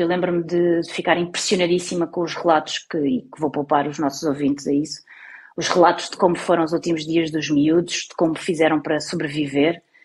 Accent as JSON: {"language": "Portuguese", "region": "Algarve", "country": "Portugal", "tie": "born or raised there", "also_born_or_lived": "Lisbon / Madeira / Torres Vedras", "moved": "yes", "said": "eu nasci em Lisboa, mas eu não me considero de Lisboa, eu considero-me do Algarve. Portanto, muitas vezes eu digo, mas deve, eu sou do Algarve"}